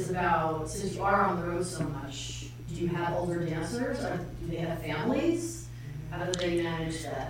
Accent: New York area, United States; I'm from the New York area.

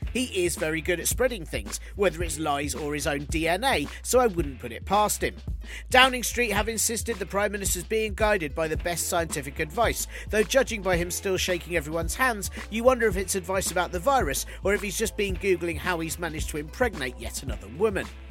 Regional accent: United Kingdom

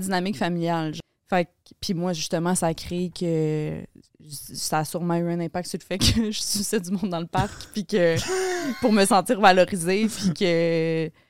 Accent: Laval, Quebec, Canada; moved away as an adult; now in Montreal, Canada; je grandi à Laval, t'as habité dans une maison pareille comme toutes les autres maisons

